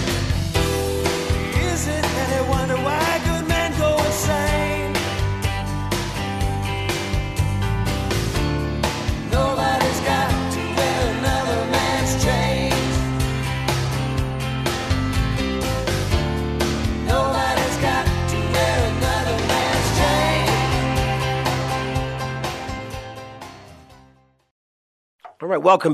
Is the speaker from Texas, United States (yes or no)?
no; Virginia, Minnesota, United States; my hometown of Virginia, Minnesota